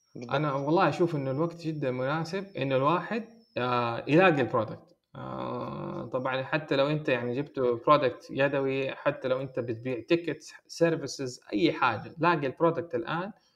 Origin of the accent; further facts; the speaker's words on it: Saudi Arabia; هنا عندنا في السعوديه